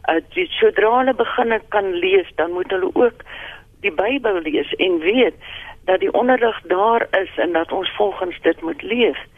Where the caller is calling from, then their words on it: Pretoria, Gauteng, South Africa; Ja, dit is … ek is van Pretoria, ek is 81 jaar oud.